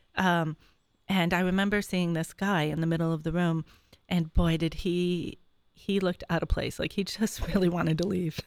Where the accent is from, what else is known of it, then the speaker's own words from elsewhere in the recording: Syracuse, New York, United States; I'm from Syracuse, New York.